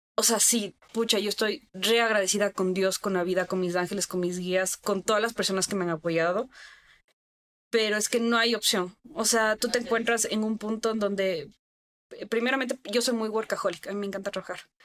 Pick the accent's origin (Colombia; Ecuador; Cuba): Ecuador; estamos en Ecuador. Es un país que yo amo mi país. Amo mi país. O sea, yo de verdad me empapo de orgullo decir yo soy ecuatoriana